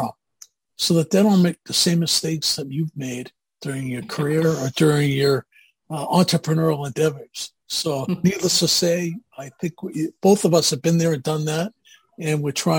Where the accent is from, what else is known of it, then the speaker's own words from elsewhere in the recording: Boston, Massachusetts, United States; accent: Boston; moved away as an adult; also born or lived in Amherst, Massachusetts / Newton, Massachusetts; now in Roswell, United States; And I'm originally from Boston, if you can't guess. I grew up in Boston, went to school in Boston, as well as Amherst, Massachusetts, and I've never lost my accent, quite honestly.